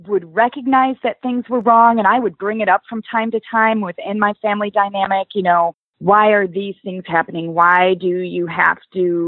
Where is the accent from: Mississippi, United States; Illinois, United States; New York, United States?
Illinois, United States; Oswego; So I am from Illinois, a suburb of Chicago called Oswego. It's the Midwest, Midwestern girl.